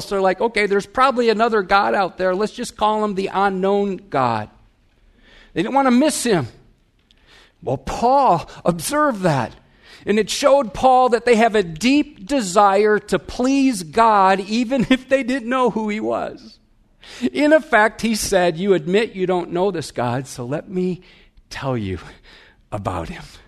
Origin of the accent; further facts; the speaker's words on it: Wisconsin, United States; I'm from Wisconsin. We have bubblers